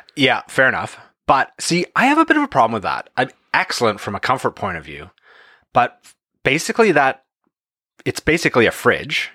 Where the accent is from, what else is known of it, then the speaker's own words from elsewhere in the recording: Canada; here in Canada as Canadians